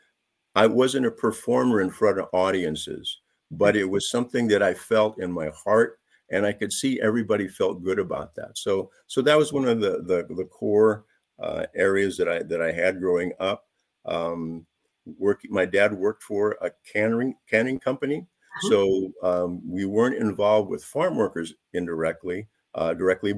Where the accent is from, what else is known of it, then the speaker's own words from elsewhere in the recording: San Jose, California, United States; I grew up in San Jose, and that was before it's being called now Silicon Valley